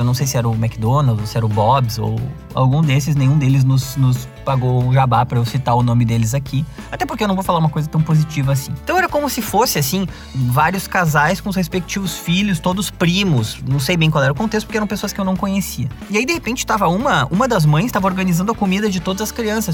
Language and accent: Portuguese; Gaúcho, Rio Grande do Sul, Brazil; accent: gaúcho; falando do meu sotaque, né? Falando que o idioma português é gauchado